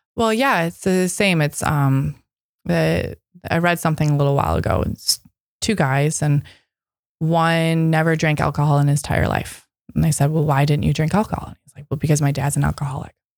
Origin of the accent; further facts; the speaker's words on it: Midwest, United States; now in Seattle, United States; I'm from the Midwest.